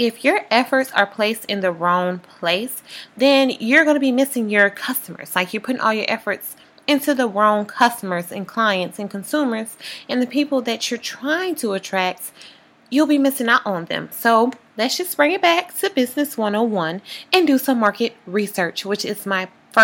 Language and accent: English; Louisiana, United States; I'm from Louisiana